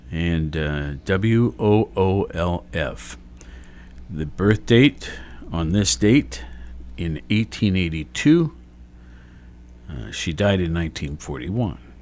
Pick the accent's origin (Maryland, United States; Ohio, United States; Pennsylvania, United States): Ohio, United States; Worthington; growing up in Worthington